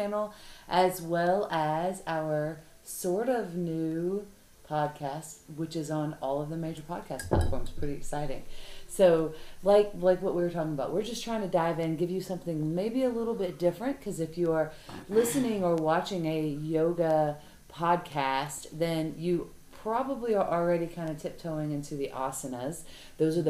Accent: the South, United States; we're girls from the South

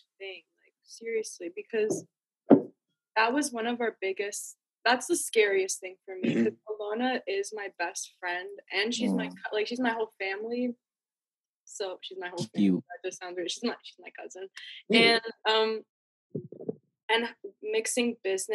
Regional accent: New York City, New York, United States; moved away

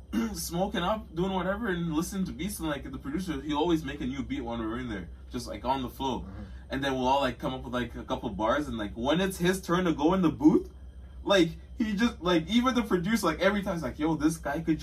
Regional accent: Winnipeg, Manitoba, Canada; Winnipeg for my hometown. You know, 204. We out here.

